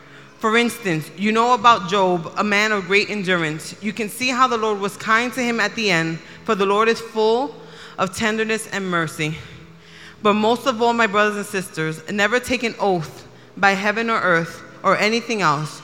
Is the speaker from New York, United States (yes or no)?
yes; New York City, New York, United States; as a New Yorker